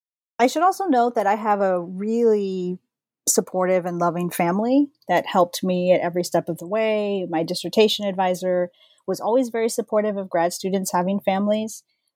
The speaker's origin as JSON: {"language": "English", "town": "San Antonio", "region": "Texas", "country": "United States", "tie": "born or raised there", "said": "I'm from San Antonio, Texas. When I was growing up, all of my family, extended family, we all lived in the same neighborhood."}